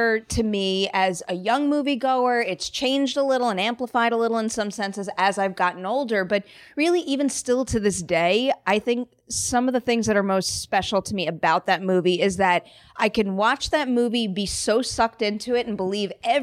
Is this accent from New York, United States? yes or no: yes; Long Island, New York, United States; growing up in Long Island, New York